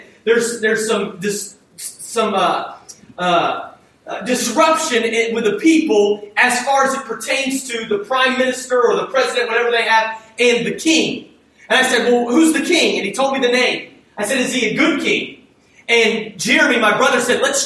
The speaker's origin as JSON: {"language": "English", "country": "United States", "said": "as an American"}